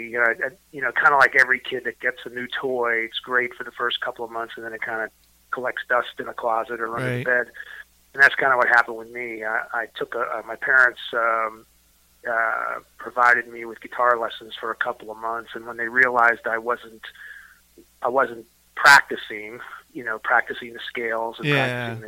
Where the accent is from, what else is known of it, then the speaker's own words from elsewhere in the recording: Bethlehem, Pennsylvania, United States; now in Arlington, Texas, United States; I'm originally from Pennsylvania, born and raised in Eastern Pennsylvania.